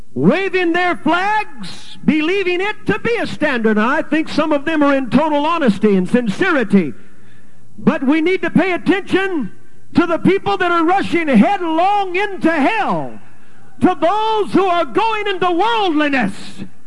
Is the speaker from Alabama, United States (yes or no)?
no; California, United States; moved away as an adult; also born or lived in Texas / Canada; now in Calgary, Canada; was born and raised in California, went to Texas, got a good wife and a license with the UPC, went to Canada, been there for 12 years